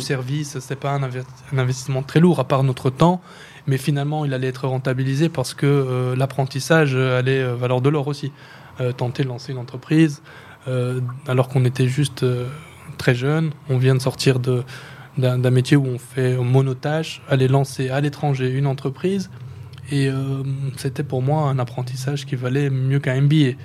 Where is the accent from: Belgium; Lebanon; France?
Belgium; Brussels, Brussels-Capital Region; moved away as an adult; also born or lived in Schaerbeek / Tubize / Tangier; now in Casablanca, Morocco; je suis né à Bruxelles d'un père euh, marocain